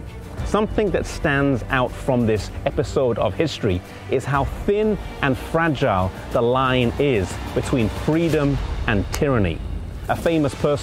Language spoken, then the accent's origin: English; England, United Kingdom; I, along with numerous other children growing up in England, learned in school